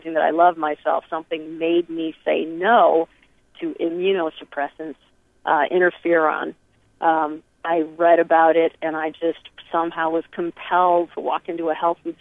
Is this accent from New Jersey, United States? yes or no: no; Michigan, United States; moved away; also born or lived in New York City; I grew up in Michigan eating hydrogenated everything